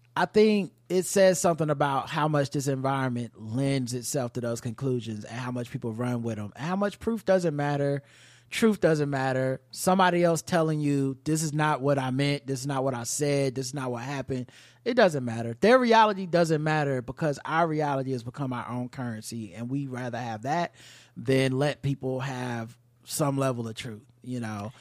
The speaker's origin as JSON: {"language": "English", "region": "the South", "country": "United States", "said": "I'm from the South"}